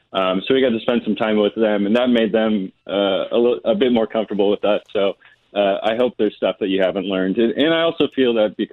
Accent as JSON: {"language": "English", "town": "Branson", "region": "Missouri", "country": "United States", "tie": "born or raised there", "said": "I actually also grew up in Missouri, but in Southwest Missouri. I grew up in Branson. In 1998, I was only 6 years old"}